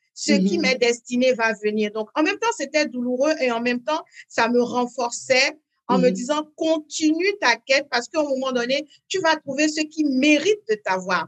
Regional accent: Parakou, Borgou, Benin; first language French; moved away as an adult; also born or lived in France / United States; dans cette ville du Nord où je suis née à Paracourt au Bénin

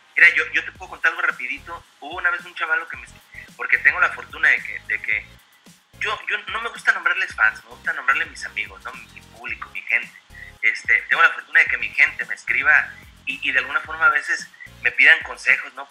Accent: Mazatlán, Sinaloa, Mexico; now in United States; siendo de Mazatlán, siendo mexicano

